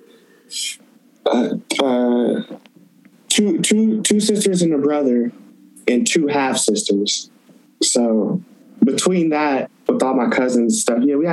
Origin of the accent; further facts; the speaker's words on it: Toledo, Ohio, United States; moved away as an adult; now in Portland, United States; I'm from Toledo